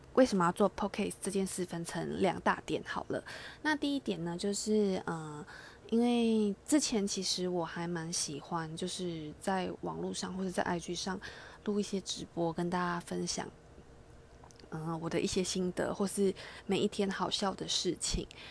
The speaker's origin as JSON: {"language": "Chinese", "country": "Malaysia", "tie": "born or raised there", "moved": "as an adult", "lives_now": "Taiwan", "said": "因为我本身是马来西亚人，所以我其实在马来西亚，呃，我，我高中以前都在马来西亚生活"}